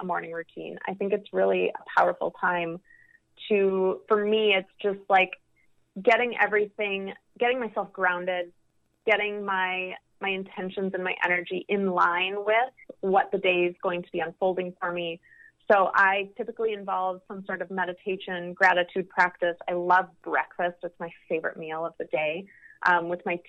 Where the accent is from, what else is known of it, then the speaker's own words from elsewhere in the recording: Midwest, United States; moved away; also born or lived in Los Angeles / New York; me going back to the Midwest